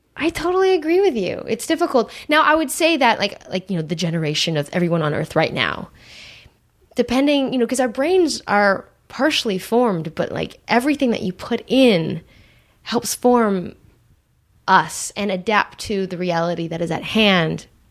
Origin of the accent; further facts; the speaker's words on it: Santa Monica, California, United States; I grew up in Santa Monica